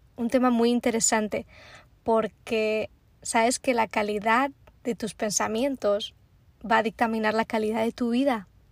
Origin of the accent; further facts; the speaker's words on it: Spain; also born or lived in Prague, Czech Republic / Bristol, England; now in Florida, United States; soy una es como buena española